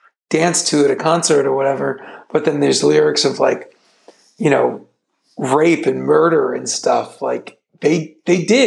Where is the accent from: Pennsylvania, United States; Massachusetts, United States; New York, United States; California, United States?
California, United States; Downey; growing up in Downey, where I was born